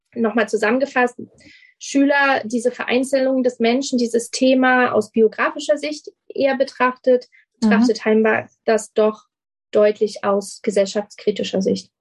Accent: Germany; hier bei uns in Deutschland

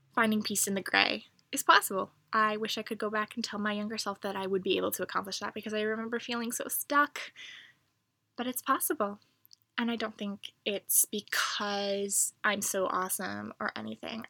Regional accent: United States; I'm from America

